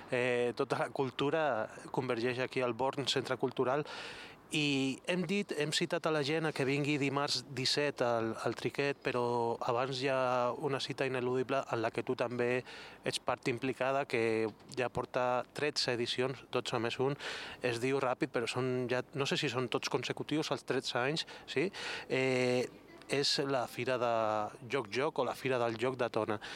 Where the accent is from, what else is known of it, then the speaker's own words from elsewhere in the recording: Gavà, Catalonia, Spain; Jo sóc de Gavà i allà, allà fèiem Gavà Vila de Cans guerra de, de, de verdura.